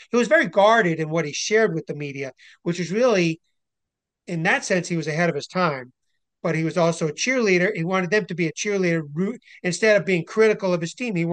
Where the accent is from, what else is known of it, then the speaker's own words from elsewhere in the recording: Montgomery County, Maryland, United States; also born or lived in Washington, D.C.; being a DC native, I grew up in Montgomery County, Maryland, DC suburb.